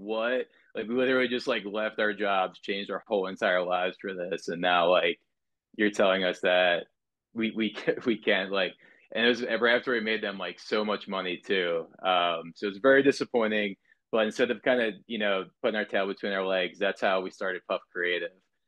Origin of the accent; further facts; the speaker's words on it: Southern New Jersey, United States; moved away; also born or lived in Florida / California; I grew up in Southern New Jersey